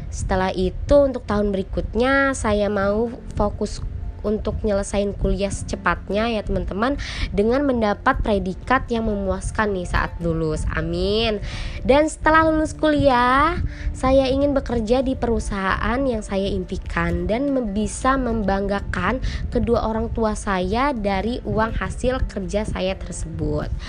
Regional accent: Bandar Lampung, Lampung, Indonesia; berasal dari Bandar Lampung, kelompok 55.

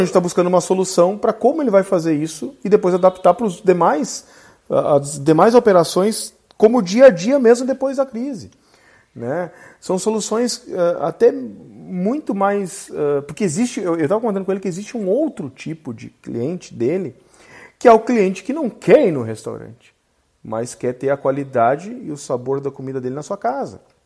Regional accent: Gaúcho, Rio Grande do Sul, Brazil; orgulho de ser gaúcho

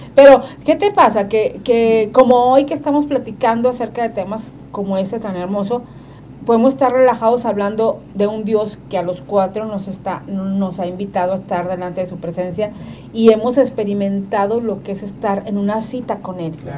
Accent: northern Mexico, Mexico; nosotros que somos norteños

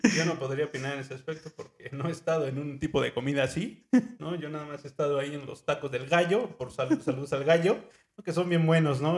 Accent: Mexico City, Mexico; moved away; also born or lived in Ecatepec, State of Mexico; Yo nací en Lomas de Chapultepec este, la verdad, es una casa muy, muy, muy bonita.

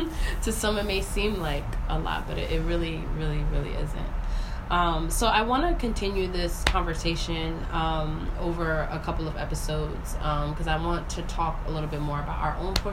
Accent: New York City, New York, United States; moved away; because I'm a New Yorker, but I've lived outside of New York for a little bit of time

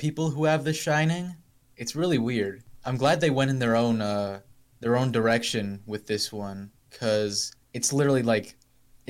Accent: United States; I'm from America

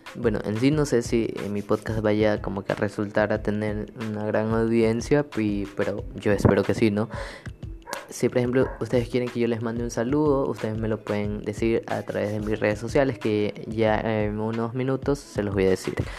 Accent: Ecuador; actualmente estoy viviendo en mi país, en mi hermoso país Ecuador

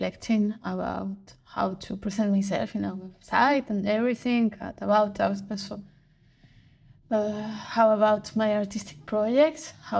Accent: Valencia, Valencian Community, Spain; moved away as an adult; also born or lived in Lausanne, Switzerland; now in Bern, Switzerland; I come from Spain. I was born in Valencia.

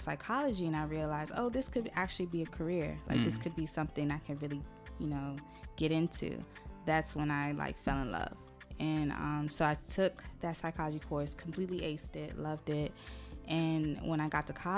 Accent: Laurel, Maryland, United States; also born or lived in Brooklyn, New York; I was born in New York, Brooklyn, New York. Grew up in the DMV area, specifically Laurel.

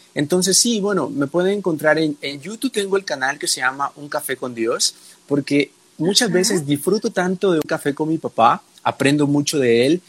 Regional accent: El Salvador; soy del Salvador

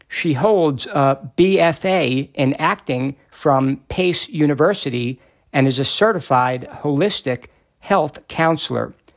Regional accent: New York, United States; I was born and raised in New York

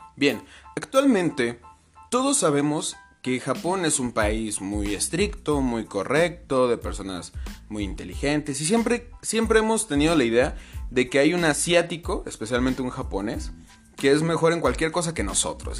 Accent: Mexico; Yo vivo en México, fui criado en México

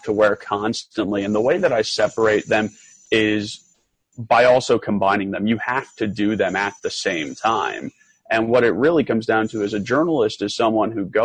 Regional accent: New York City, New York, United States; moved away as an adult; also born or lived in Wyoming / Idaho; I grew up in Brooklyn, New York, small apartment, family of four

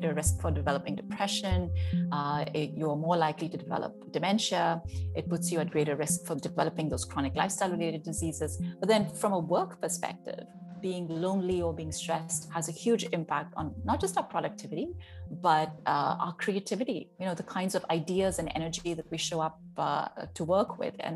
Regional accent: Mumbai, Maharashtra, India; moved away as an adult; also born or lived in Eugene, Oregon; now in California, United States; I grew up in Bombay, in India.

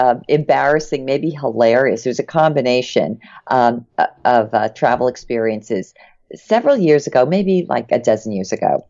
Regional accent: New Jersey, United States; moved away as an adult; now in Clearwater, United States; We're both from New Jersey. I'm from right outside of New York City. Jimmy's from the Trenton area. I grew up wanting to live in Florida. I couldn't stand cold winters.

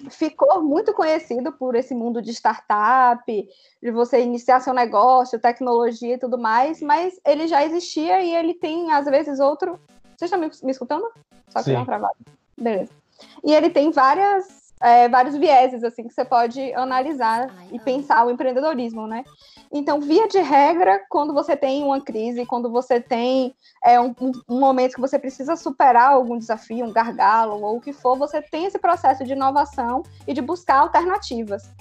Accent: Bahia, Brazil; Sou da Bahia.

